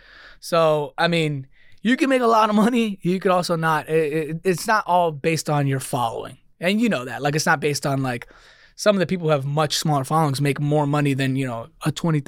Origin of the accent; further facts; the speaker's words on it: Queens, New York, United States; also born or lived in Dix Hills; No, I grew up in New York, born and raised. I just went to Texas